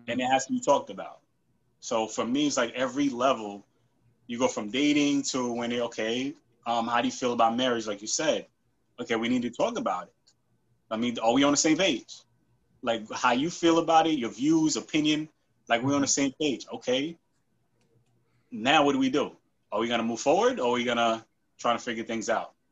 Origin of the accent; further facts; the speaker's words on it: New York, United States; also born or lived in Haiti / North Carolina; I was born in Haiti, came here when I was nine. Um, live in New York like my whole life